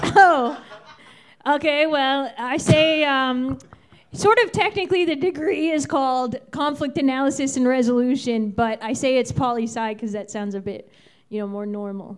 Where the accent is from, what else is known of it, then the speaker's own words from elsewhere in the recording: Virginia, United States; now in New York City, United States; I'm from Virginia.